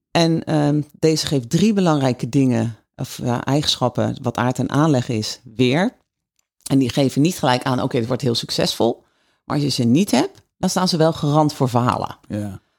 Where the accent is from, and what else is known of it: Netherlands